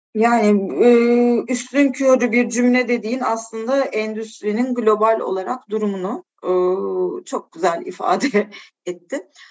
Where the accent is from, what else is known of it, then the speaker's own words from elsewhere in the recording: Turkey; moved away as an adult; now in Portugal; Türkiye artık benim için şey doğduğum yerde ama doyduğum yer değildi.